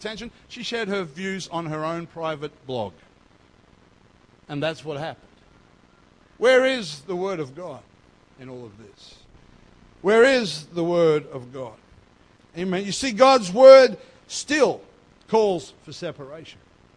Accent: North Queensland, Australia; moved away; I grew up in North Queensland

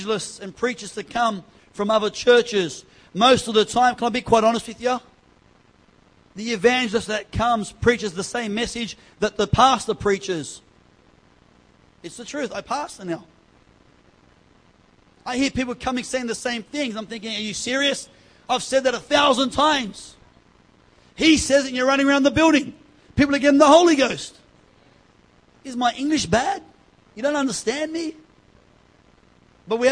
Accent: East Coast, Australia; we're from the East Coast.

